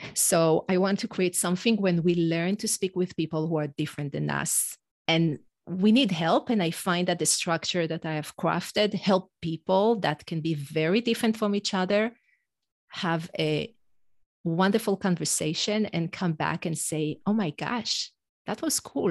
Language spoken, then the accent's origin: English; Israel; first language Hebrew; English is a second language; moved away as an adult; now in United States; an Israeli mom in the U S